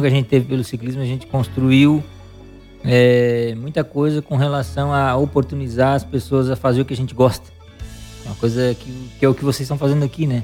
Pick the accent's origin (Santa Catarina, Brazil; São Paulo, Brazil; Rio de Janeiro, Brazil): Santa Catarina, Brazil; Criciúma; eu sou de Criciúma, né? Natural de Criciúma